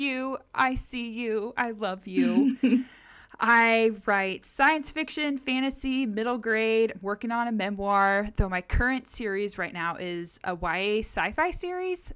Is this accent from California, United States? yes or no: yes; Southern California, United States; I grew up in Southern California